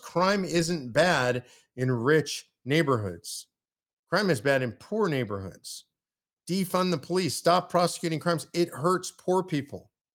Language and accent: English; United States; I'm an American, I'm American first and American only